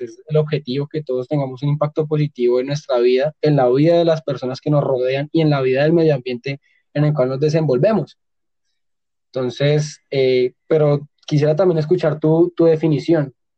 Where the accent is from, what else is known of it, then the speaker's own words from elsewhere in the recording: Colombia; nosotros como colombianos